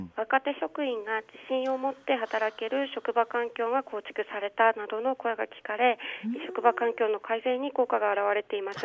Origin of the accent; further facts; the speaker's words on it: Shichinohe, Aomori, Japan; also born or lived in Sendai; 七戸町出身で、えっと、緑豊かで野生の猿や鹿に遭遇するような 自然の中で育ちました